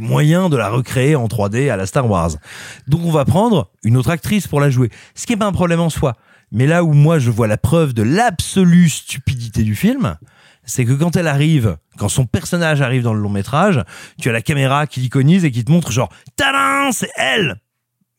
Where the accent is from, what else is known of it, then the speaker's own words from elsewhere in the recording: France; also born or lived in Auvergne / Burgundy; je suis né en Auvergne, et j'ai grandi entre l'Auvergne et la Bourgogne